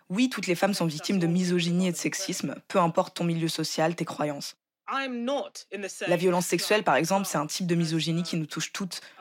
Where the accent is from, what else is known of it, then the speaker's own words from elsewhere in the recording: London, United Kingdom; là d'où je viens, c'est-à-dire la ville de Londres